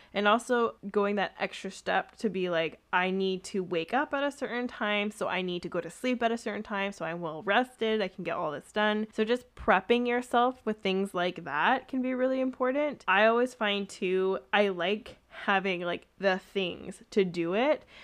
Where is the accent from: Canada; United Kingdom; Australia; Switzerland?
Canada; accent: Canadian; my Canadian accent